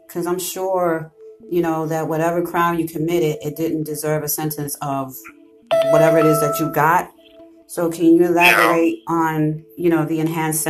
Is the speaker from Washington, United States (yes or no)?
no; New York, United States; I don't drive either, and I'm from New York, so I did a lot of walking in my days.